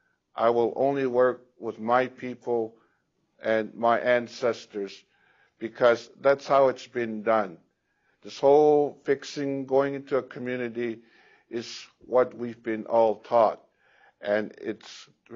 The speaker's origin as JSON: {"language": "English", "country": "Ghana", "lives_now": "Canada", "said": "I'm from Ghana."}